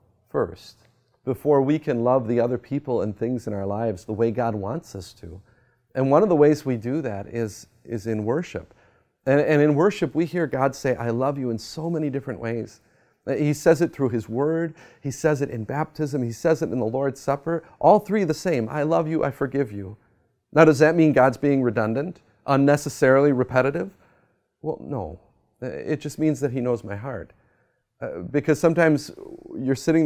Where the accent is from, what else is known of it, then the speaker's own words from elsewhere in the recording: United States; as an American